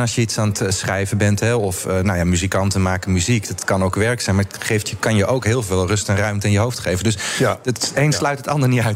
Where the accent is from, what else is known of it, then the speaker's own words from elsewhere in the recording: Hardinxveld-Giessendam, South Holland, Netherlands; Ik, ik woon in Hardings van ben ik ook eh, geboren en getogen